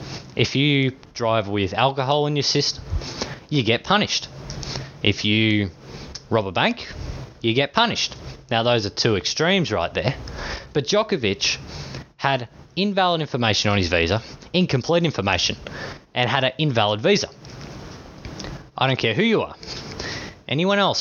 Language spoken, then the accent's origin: English; Australia; accent: Australian; I am Australian